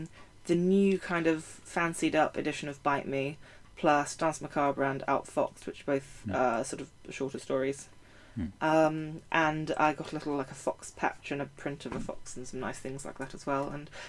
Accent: United Kingdom; I'm British

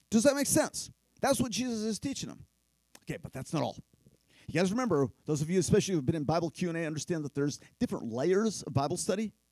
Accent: Philippines; But in my tribe where I grew up in the Philippines, we use machetes to cut our fingernails

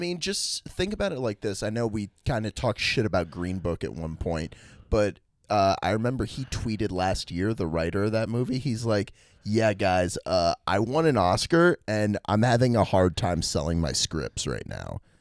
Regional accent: Washington, District of Columbia, United States; my hometown D C.

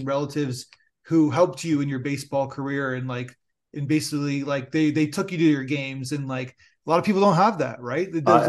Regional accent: Niagara Falls, New York, United States; I'm a huge football fan, a Buffalo Bills diehard fan. And because I'm from Niagara Falls, and basically it's like I see a story that takes place.

